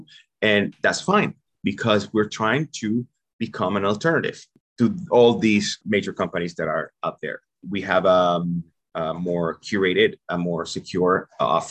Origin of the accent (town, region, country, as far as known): Venezuela; English is a second language; moved away as an adult; also born or lived in New York; now in United States